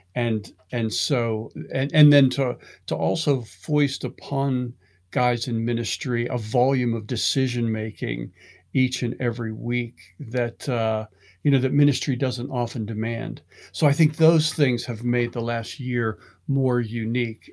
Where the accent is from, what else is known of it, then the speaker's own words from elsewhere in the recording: Pittsburgh, Pennsylvania, United States; growing up in Pittsburgh, my, my grandfather was a carpenter in a steel mill